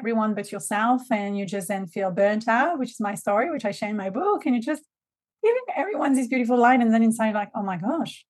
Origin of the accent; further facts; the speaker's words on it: French Riviera, Provence-Alpes-Côte d'Azur, France; accent: French; first language French; English is a second language; moved away as an adult; also born or lived in Lyon, France; now in Australia; So I'm born and raised in a very small town in the south of France, a very, very small village. And so the French Riviera, beautiful place on earth, coming from there, from my ancestors and ancestors and sisters and all of that. So very grounded in the south of France